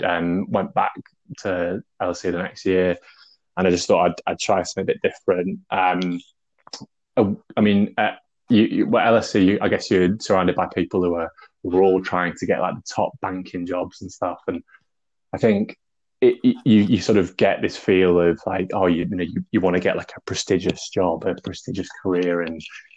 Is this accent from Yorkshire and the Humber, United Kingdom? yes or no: yes; Grimsby, Yorkshire and the Humber, United Kingdom; moved away as an adult; also born or lived in London; I moved up to Grimsby from London when I was about 8 years old.